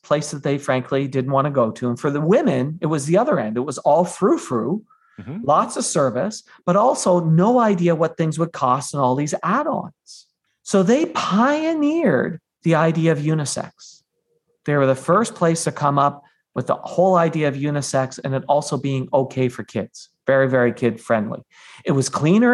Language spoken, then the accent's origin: English; Canada; I'm Canadian